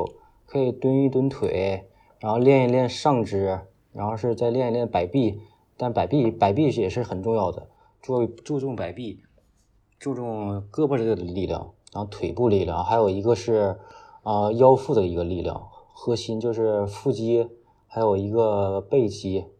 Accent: Northeast China, China; 作为一个东北人，真的是又怕热又怕冷。

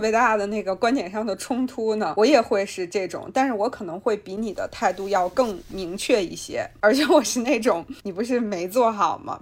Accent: China; 我们中国人

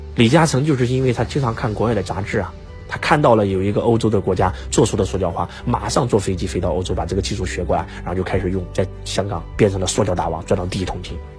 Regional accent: China

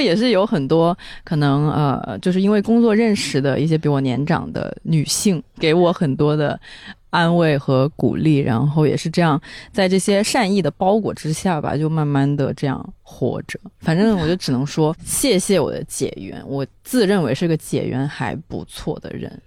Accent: the South, southern China, China; 我作为一个南方人

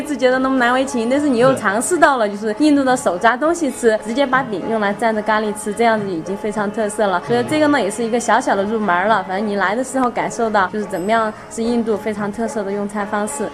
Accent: China; 不像我们中国人

